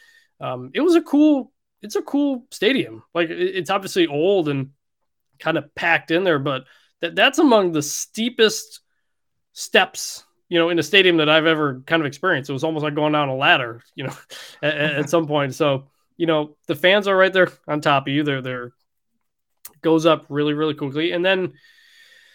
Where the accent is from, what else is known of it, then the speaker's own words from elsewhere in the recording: Detroit, Michigan, United States; So I'm from Detroit, which is known for its Coney dogs.